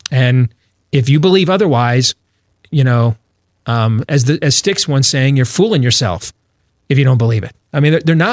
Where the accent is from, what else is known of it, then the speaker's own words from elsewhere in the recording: United States; As an American, as a as a person that works in this industry